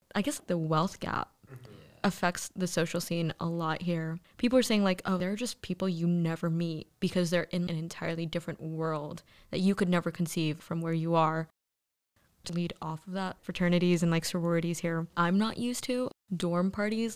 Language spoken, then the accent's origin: English; New York City, New York, United States; moved away as an adult; I'm from New York City, so I went to Stuyvesant High School